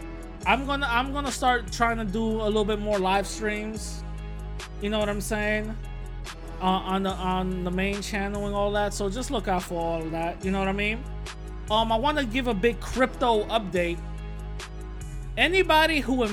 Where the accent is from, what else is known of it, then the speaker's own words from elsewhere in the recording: New York City, New York, United States; my old neighborhood where I grew up in East Tremont, right? I posted a picture of it. It's East Tremont and Anthony right there in the Bronx.